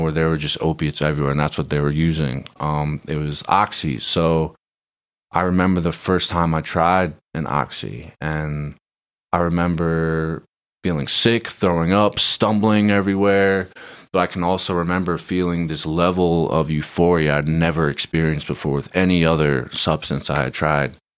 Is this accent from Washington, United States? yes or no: no; Fair Haven, New Jersey, United States; moved away as an adult; also born or lived in Queens, New York; now in Southern California, United States; I'm from Monmouth County, New Jersey, born and raised, small town called Fairhaven, in between Red Bank and Rumson. Uh, grew up there